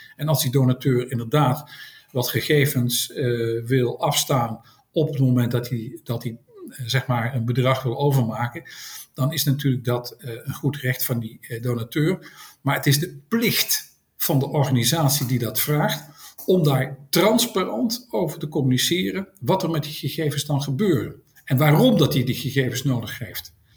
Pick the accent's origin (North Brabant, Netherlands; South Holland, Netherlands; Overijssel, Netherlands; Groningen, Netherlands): North Brabant, Netherlands; Tilburg; now in Schoorl, Netherlands; ik kom van oorsprong uit Tilburg, maar ik woon op dit moment woon ik in Schorl aan de kust.